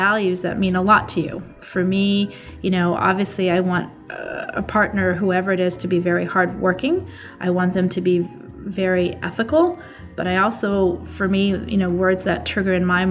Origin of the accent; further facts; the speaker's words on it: Boulder, Colorado, United States; Boulder is my hometown. I grew up there from a young age